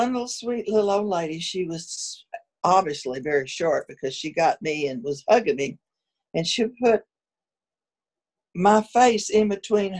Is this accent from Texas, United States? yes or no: yes; West Texas, United States; I was born out in West Texas